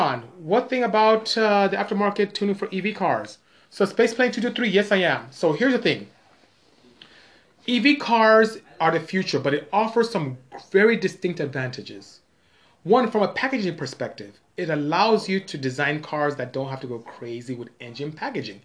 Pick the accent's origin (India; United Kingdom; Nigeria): Nigeria; moved away; I am Nigerian. I'm West African, and my tribe is Igbo. So IGBO, that's my tribe. So I'm from the, I would say, coastal West Africa is my region